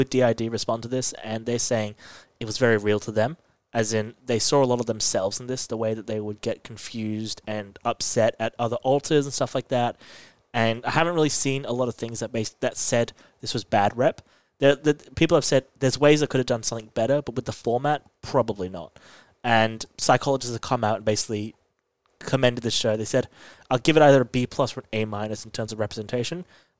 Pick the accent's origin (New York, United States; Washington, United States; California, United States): New York, United States; I'm from New York.